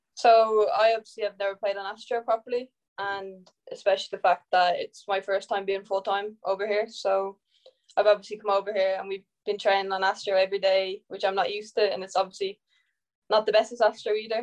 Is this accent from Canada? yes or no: no; Ireland; I'm Irish